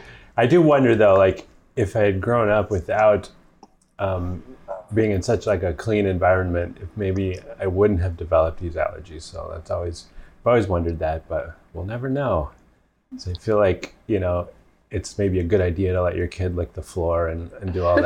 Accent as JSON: {"language": "English", "country": "Mexico", "tie": "born or raised there", "said": "I grew up in Mexico. I drink all kinds of water, so I'm not doing that."}